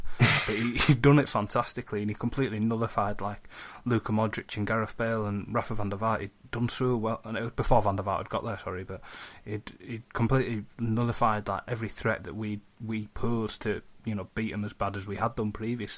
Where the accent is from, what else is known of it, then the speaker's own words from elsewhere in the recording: Huddersfield, Yorkshire and the Humber, United Kingdom; also born or lived in Halifax; I was born in Huddersfield, and my granddad still lives there